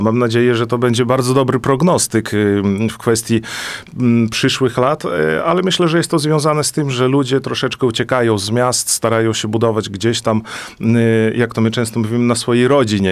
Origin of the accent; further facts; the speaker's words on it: Gródek, Podlaskie Voivodeship, Poland; moved away as an adult; also born or lived in Olsztyn; now in Juszkowy Gród, Poland; Urodziłem się tutaj na Podlasiu, mieszkałem w Grudku, gdzie była znaczna większość prawosławnych